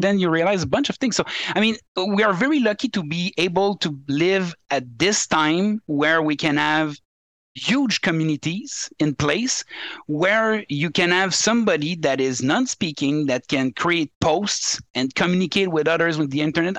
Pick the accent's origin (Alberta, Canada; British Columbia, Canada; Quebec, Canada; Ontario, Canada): Quebec, Canada; English is a second language; I'm I'm from Quebec